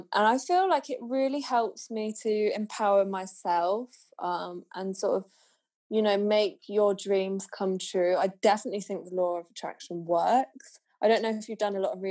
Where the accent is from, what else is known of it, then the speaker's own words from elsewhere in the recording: Poole, South West England, United Kingdom; also born or lived in Bournemouth; my hometown is the worst smelling place I have been